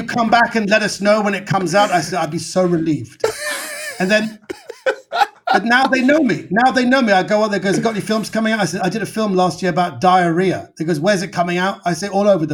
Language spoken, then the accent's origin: English; London, United Kingdom; I'm a British Iranian, so I'm a minority